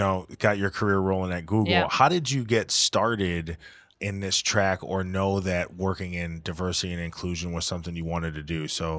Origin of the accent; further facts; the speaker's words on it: Connecticut, United States; I grew up in Connecticut.